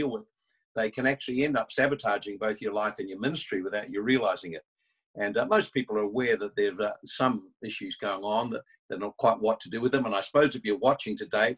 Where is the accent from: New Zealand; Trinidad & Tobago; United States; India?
New Zealand; I'm from New Zealand